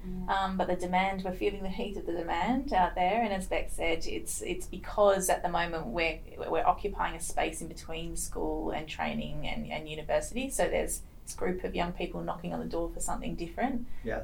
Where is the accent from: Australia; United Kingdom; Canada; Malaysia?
Australia; Perth, Western Australia; I'm Perth born and bred. Um, what we WA people called sand gropers. I am truly a sand groper